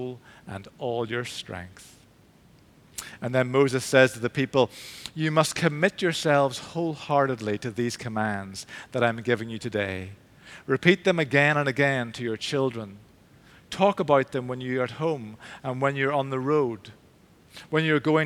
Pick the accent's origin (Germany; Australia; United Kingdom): United Kingdom; Belfast, Northern Ireland; moved away as an adult; also born or lived in England; I grew up in St. Finian's in East Belfast, the Church of Ireland Church